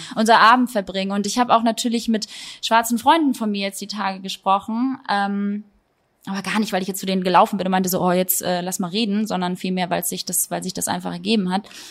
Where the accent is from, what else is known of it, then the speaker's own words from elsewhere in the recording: Germany; Ich bin trotzdem hier groß geworden.